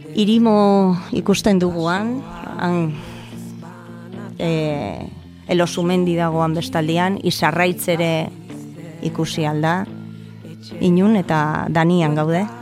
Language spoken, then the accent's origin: Basque; Basque Country, Spain; also born or lived in Salceda de Caselas, Pontevedra, Galicia; Abustun jaio nintzen, oporretan jaio nintzen, eta han jaio nintzen. Baina gurasok ordurako ja Euskal Herrian bizi zian, eta, eta hemen hementxe hazi